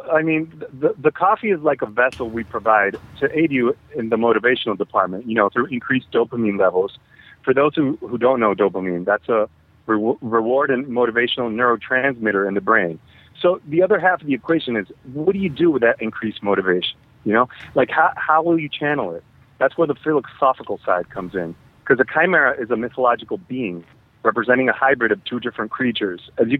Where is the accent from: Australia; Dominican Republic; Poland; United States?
Dominican Republic; I'm from the Dominican Republic. That's where I'm at right now.